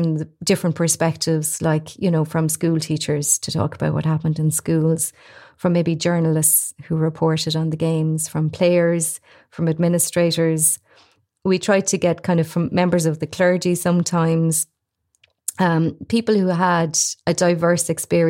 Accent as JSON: {"language": "English", "town": "Galmoy", "region": "Leinster", "country": "Ireland", "said": "I'm from Kilkenny"}